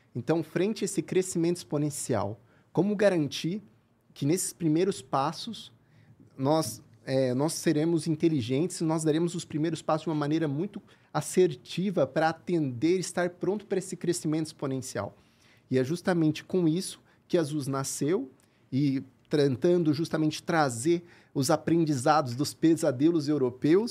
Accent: Curitiba, Paraná, Brazil; moved away as an adult; also born or lived in France; sou de Curitiba, cresci em Curitiba

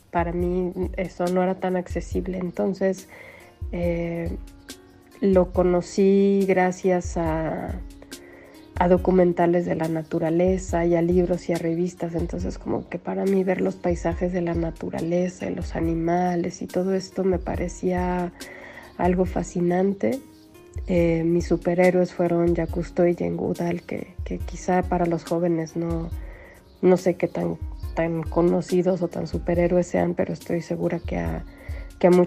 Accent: Mexico City, Mexico; now in Morelia, Mexico; crecí en la Ciudad de México

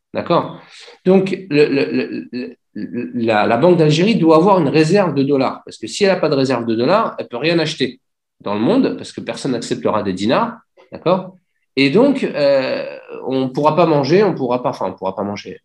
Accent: Clamart, Île-de-France, France; moved away as an adult; also born or lived in Dubai; je suis né en région parisienne, à Clamart

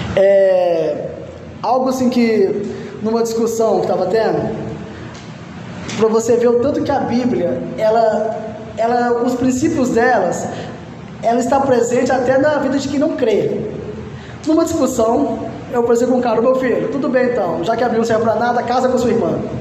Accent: Minas Gerais, Brazil; eu sou mineiro

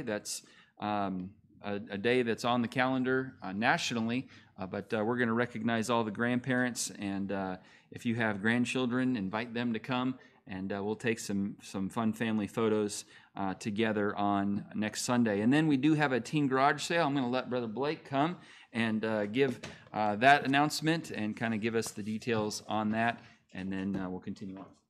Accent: California, United States; born or raised there; moved away as an adult; also born or lived in Montana; now in Oklahoma, United States

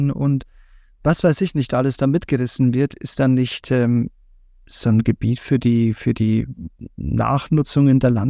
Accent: Brandenburg, Germany; moved away; ich komme ja gebürtig aus Brandenburg

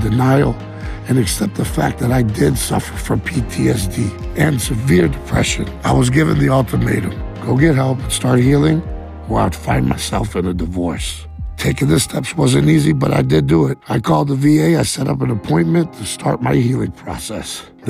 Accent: Wiesbaden, Hesse, Germany; born there; I was born in Wiesbaden, Germany on February 23rd, 1984.

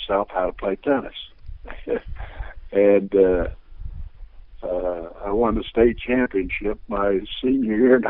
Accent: Terre Haute, Indiana, United States; Terre Haute in the days that I was growing up was kind of a wide-open town

